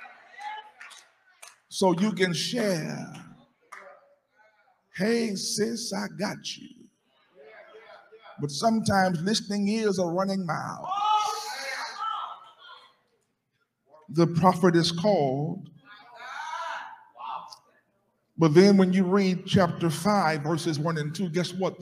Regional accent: Alexandria, Louisiana, United States; I'm from Louisiana, Alexandria

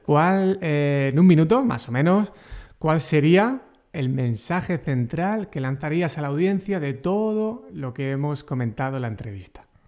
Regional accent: Region of Murcia, Spain; accent: murciano; yo soy, ya sabes, muy murciano y mi acento murciano

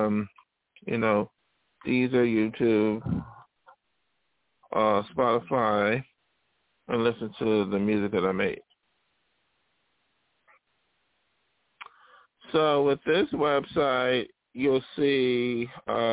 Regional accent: India; as an Indian small artist

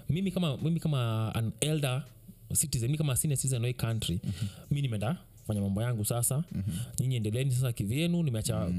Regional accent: Kenya; mimi kama mkenya

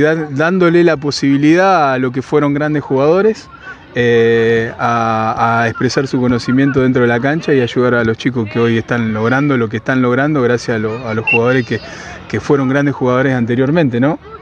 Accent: Carreras, Santa Fe, Argentina; haber vuelto eh, a mi pueblo, que yo soy oriundo de la localidad de Carreras

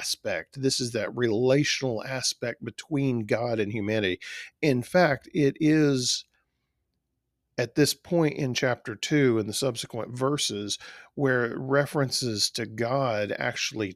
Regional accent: South Texas, United States; I grew up in South Texas

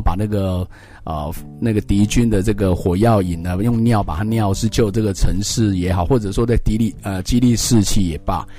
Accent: Taiwan; 我们台湾人

